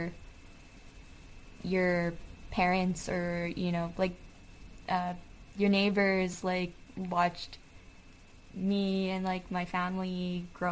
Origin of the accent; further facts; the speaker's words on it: Oahu, Hawaii, United States; moved away as an adult; also born or lived in Seattle / California; now in San Francisco, United States; was raised on Oahu, in Oahewa